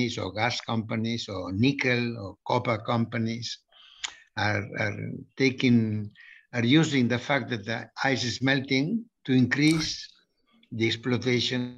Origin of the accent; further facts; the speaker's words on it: Barcelona, Catalonia, Spain; I am from Barcelona